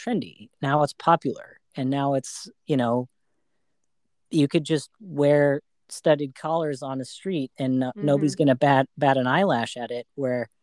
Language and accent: English; Arizona, United States; now in Bay Area, United States; I grew up in Arizona